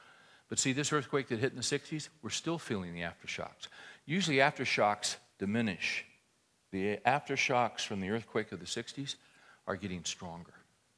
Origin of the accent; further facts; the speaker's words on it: California, United States; I grew up in California